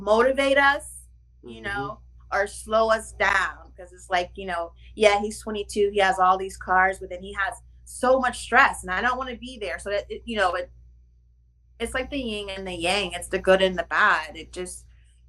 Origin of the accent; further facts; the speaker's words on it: Ohio, United States; now in New York City, United States; I'm in New York City, but I'm from Ohio